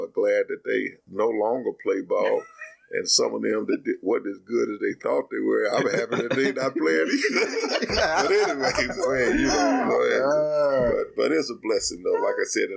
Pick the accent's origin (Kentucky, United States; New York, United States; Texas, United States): Kentucky, United States; Princeton; I came from Princeton, Kentucky